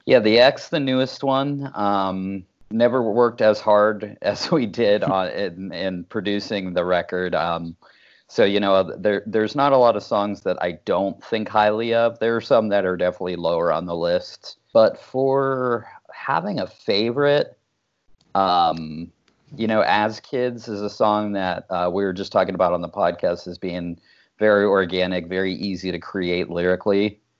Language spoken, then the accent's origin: English; Dayton, Ohio, United States; also born or lived in Pittsburgh; I grew up outside Dayton, Ohio